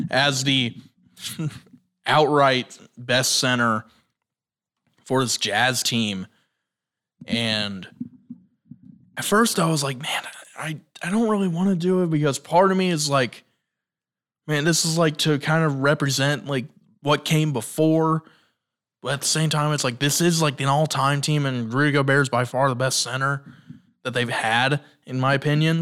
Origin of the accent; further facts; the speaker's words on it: Indiana, United States; I'm from Indiana